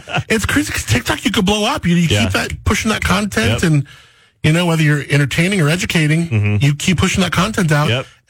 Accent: Southern California, United States; Yeah, I was born in Southern California

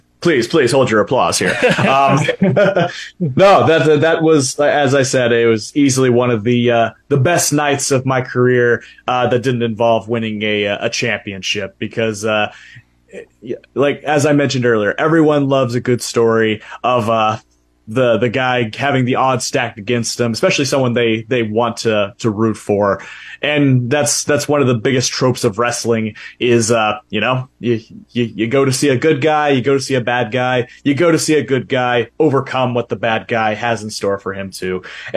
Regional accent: Wichita, Kansas, United States; instead of I'm from Wichita, Kansas, say representing Lincoln, Nebraska.

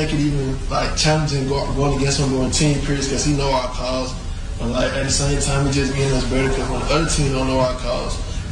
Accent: Montgomery, Alabama, United States; I'm from Montgomery

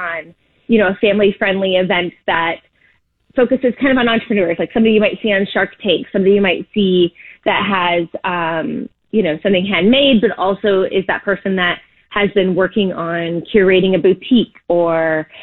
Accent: Indiana, United States; now in Florida, United States; I am from Indiana, and I grew up in a city which I call a cookie cutter city

